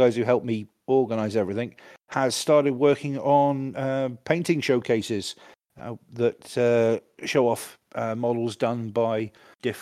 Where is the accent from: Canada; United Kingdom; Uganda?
United Kingdom; I'm British